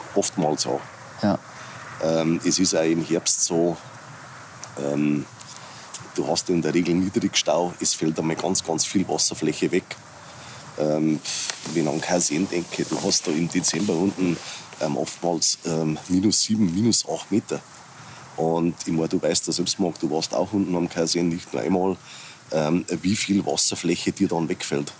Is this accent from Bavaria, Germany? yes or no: yes; near Passau, Lower Bavaria, Germany; ich lebe, bin geboren in Niederbayern, ähm, direkt an der österreichischen Grenze. Also wir sitzen im südöstlichsten Eck Deutschlands in der Nähe von Passau